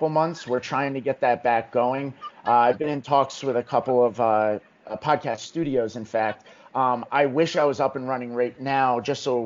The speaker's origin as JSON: {"language": "English", "region": "New Jersey", "country": "United States", "tie": "born or raised there", "said": "I grew up in New Jersey, about 15 minutes west of the city"}